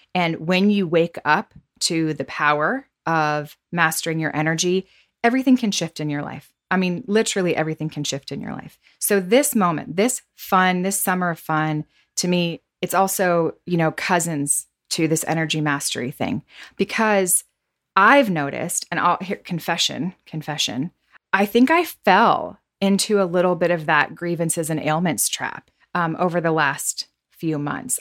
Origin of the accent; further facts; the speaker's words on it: the South, United States; growing up in the South